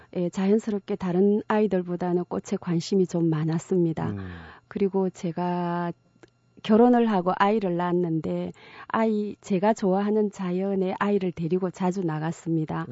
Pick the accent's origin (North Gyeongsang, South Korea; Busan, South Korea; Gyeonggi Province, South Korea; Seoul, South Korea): North Gyeongsang, South Korea; Uljin; now in Gimhae, South Korea; 경북 울진의 작은 산골 마을에서 태어났습니다